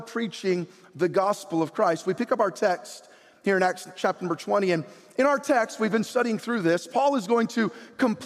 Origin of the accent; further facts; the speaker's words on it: San Jose, California, United States; moved away as an adult; I was born in San Jose.